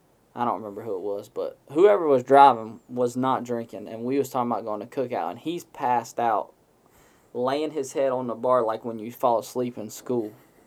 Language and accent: English; the South, Southern United States, United States; we're from the South and we make up a lot of stuff.